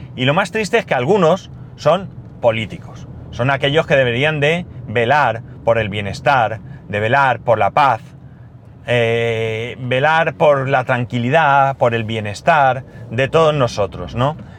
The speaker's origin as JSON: {"language": "Spanish", "town": "Alicante", "region": "Valencian Community", "country": "Spain", "said": "Alicante, que soy donde soy. Es decir, yo no me siento más alicantino que catalán"}